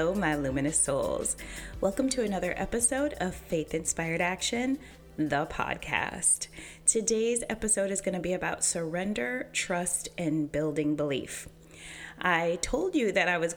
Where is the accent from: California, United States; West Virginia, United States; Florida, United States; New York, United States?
New York, United States; Western; moved away as an adult; now in Charlotte, United States; I grew up in a small, primarily Caucasian town about 20 minutes from the Canadian border